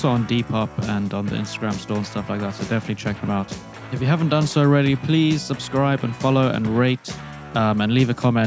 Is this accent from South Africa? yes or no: yes; South Africa; moved away as an adult; also born or lived in London; I'm from South Africa. I moved there when I was 19.